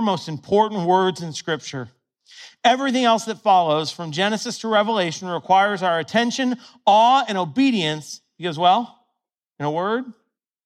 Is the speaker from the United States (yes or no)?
yes; Ohio, United States; When I was a little kid, I grew up in Ohio